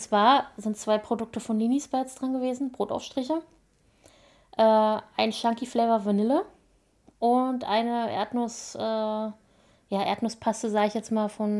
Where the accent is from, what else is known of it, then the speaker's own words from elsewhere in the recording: Berlin, Germany; now in Brandenburg, Germany; Ich bin in Berlin geboren